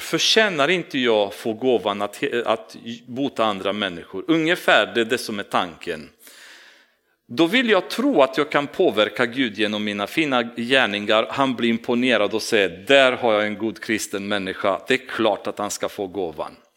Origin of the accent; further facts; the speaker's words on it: Romania; now in Sweden; jag kommer från Rumänien och jag har min kultur och min personlighet